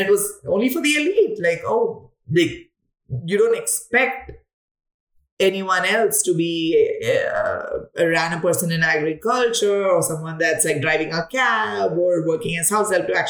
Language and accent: English; South India, India; moved away as an adult; also born or lived in Mumbai, India / Delhi, India / Chennai, India; now in United States; I come from India. I come from the south of India. Mostly like lived in Mumbai, Delhi, and Chennai all my life